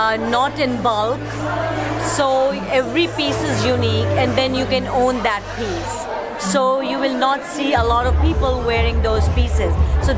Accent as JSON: {"language": "English", "country": "Pakistan", "said": "I'm from Pakistan, and we like to wear a lot of pearl and gold jewelry."}